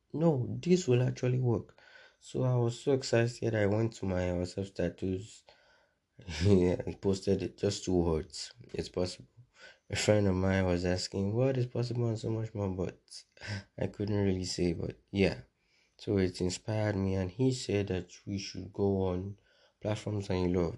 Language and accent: English; Nigeria; I'm a Nigerian